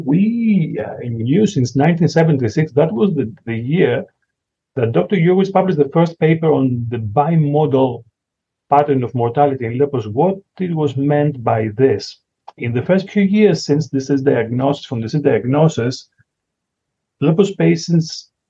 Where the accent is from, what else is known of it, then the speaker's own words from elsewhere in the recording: Greece; English is a second language; moved away as an adult; also born or lived in Toronto, Canada; now in Ontario, Canada; I came from Greece, as you can say, probably from my accent, to speak it. I came to Canada in 2014.